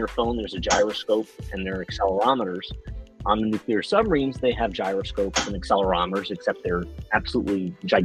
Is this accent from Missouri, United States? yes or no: no; New York, United States; I'm from New York.